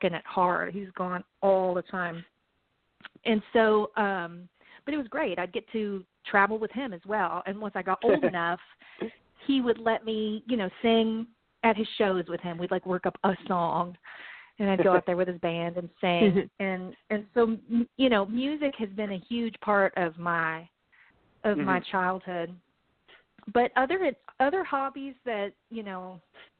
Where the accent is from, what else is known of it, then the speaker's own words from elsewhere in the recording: Franklin, Tennessee, United States; I grew up in Nashville, Tennessee, really a little bit south of Nashville, area called Franklin